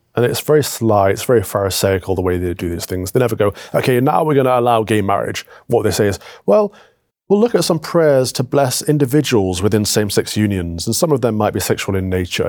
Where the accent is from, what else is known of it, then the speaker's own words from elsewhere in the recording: United Kingdom; Northern Ireland, England, Scotland, Wales, under the United Kingdom, we have a shared culture